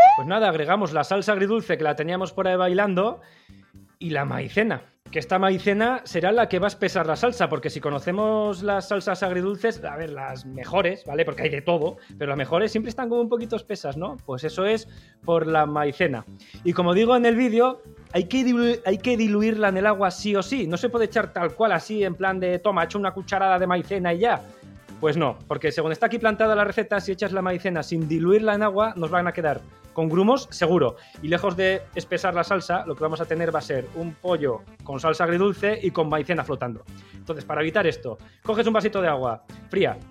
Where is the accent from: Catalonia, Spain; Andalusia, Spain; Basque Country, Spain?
Basque Country, Spain; los vascos